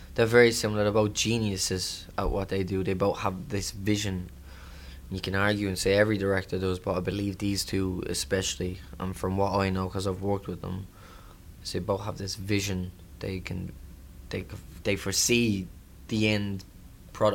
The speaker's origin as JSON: {"language": "English", "country": "Ireland", "tie": "born or raised there", "said": "I'm excited for my hometown as well to see it, Ireland"}